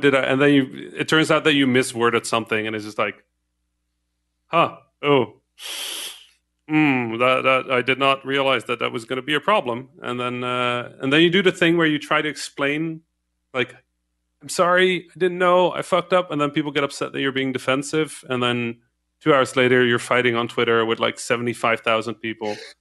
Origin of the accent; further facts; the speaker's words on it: Netherlands; first language Dutch, Arabic; English is a second language; moved away; I didn't speak English. I was Dutch. Right, I could speak Dutch and, and Arabic